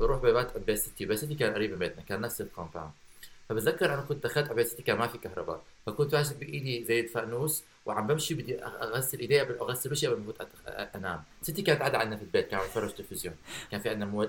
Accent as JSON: {"language": "Arabic", "town": "Baghdad", "region": "Baghdad Governorate", "country": "Iraq", "tie": "born or raised there", "said": "وانا صغير انا كبرت ببغداد"}